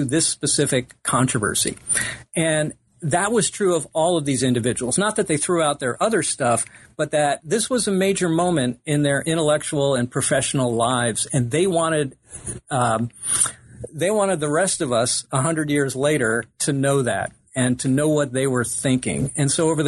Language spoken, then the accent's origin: English; Middletown, New Jersey, United States; I was born in Middletown, New Jersey at the Long Branch Community Hospital